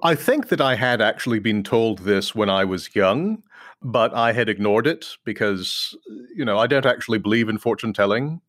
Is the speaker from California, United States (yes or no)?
yes; Claremont, California, United States; moved away as an adult; also born or lived in Texas / New York; now in Washington, D.C., United States; we moved to California, and I grew up mostly in California